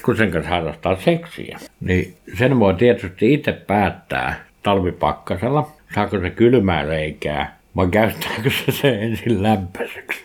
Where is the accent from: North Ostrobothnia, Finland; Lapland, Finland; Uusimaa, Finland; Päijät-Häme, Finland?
Päijät-Häme, Finland; Nastola; kotikylässäni, ei kylässä Villahteellä, vaan kotikunnassa, niin Nastolassa